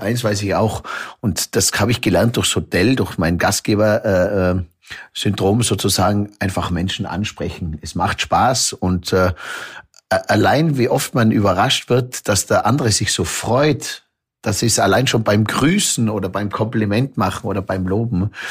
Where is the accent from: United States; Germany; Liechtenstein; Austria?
Austria; Zillertal, Tyrol; bei mir im Zillertal